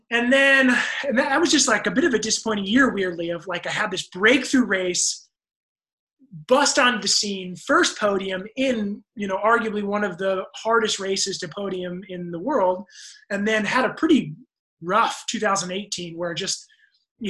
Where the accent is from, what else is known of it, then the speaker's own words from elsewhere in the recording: United States; as an American